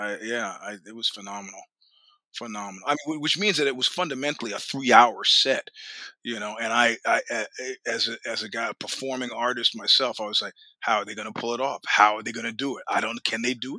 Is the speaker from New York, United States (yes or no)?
yes; New York, United States; moved away as an adult; also born or lived in Northern California; now in California, United States; I'm a New Yorker at heart